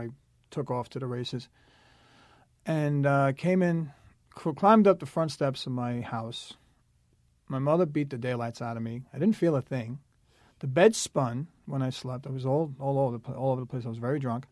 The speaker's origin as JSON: {"language": "English", "town": "New York City", "region": "New York", "country": "United States", "tie": "born or raised there", "said": "I was born in Staten Island, New York City, a very alcoholic household"}